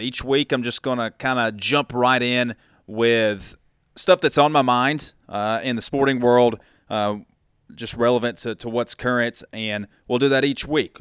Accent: Dalton, Georgia, United States; moved away as an adult; also born or lived in Tuscaloosa, Alabama / Nashville, Tennessee; now in Chattanooga, United States; That is my hometown market growing up in Dalton, Georgia, just about 30 minutes south down I 75 of Chattanooga

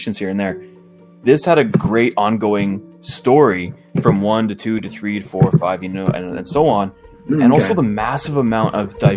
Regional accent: Canada; me being Canadian.

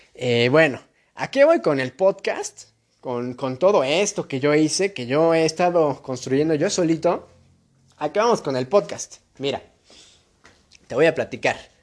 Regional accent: Mexico; de donde yo soy, de México

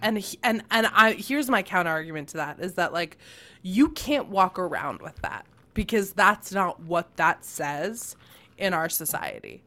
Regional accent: United States

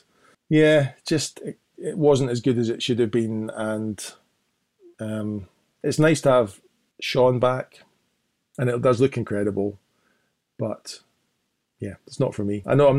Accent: Scotland, United Kingdom; it's not just the fact that I'm Scottish and I'm in Scotland.

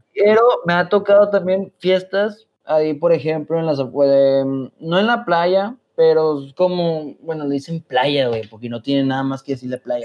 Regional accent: Mexico; moved away as an adult; now in Germany

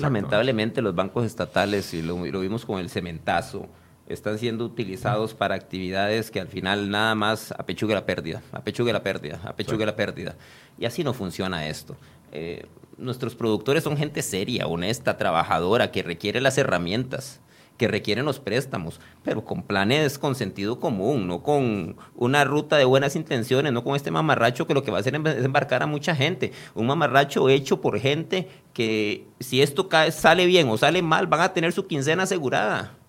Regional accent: Costa Rica; yo soy tico y soy más tico que muchos de los que andan con el chonete ahí puestos

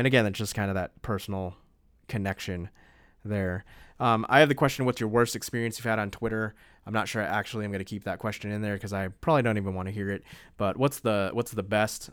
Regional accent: East Coast, United States; moved away as an adult; also born or lived in the South; now in Honolulu, United States; I grew up on the East Coast

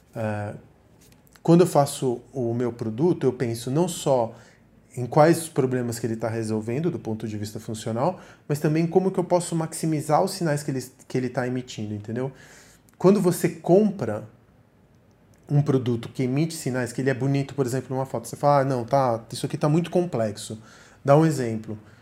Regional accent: Argentina; moved away; also born or lived in Miami / Sweden / São Paulo; Eu sou argentino

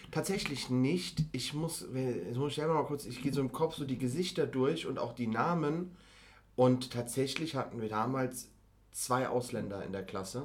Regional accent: Mainz, Rhineland-Palatinate, Germany; now in Frankfurt, Germany; Ich bin aufgewachsen in einem Viertel von Mainz

